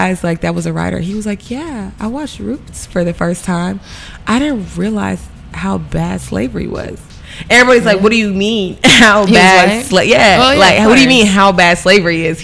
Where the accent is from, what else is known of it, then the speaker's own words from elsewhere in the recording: Decatur, Georgia, United States; I'm from Decatur